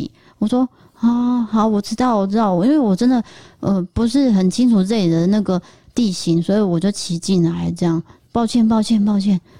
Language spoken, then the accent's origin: Chinese; Tainan, Taiwan; 他说你哪里人？我说哦，我我从台南来的这样，我就是真的演得很慌张哦。